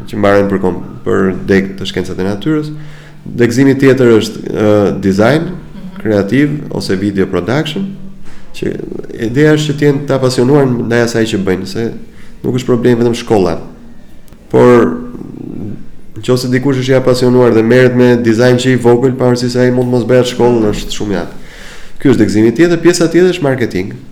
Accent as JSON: {"language": "Albanian", "country": "Albania", "said": "Mbase dhe ne si shqiptar"}